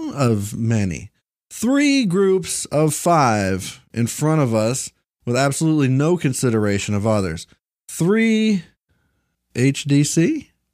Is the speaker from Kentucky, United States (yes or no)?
yes; Bowling Green, Kentucky, United States; Uh, I'm from Bowling Green, Kentucky